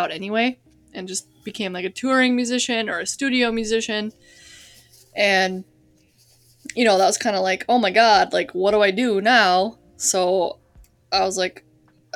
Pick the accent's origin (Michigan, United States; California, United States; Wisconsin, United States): Wisconsin, United States; moved away; I grew up in Wisconsin, basically like on the western border, the first city you hit when you cross the border into Wisconsin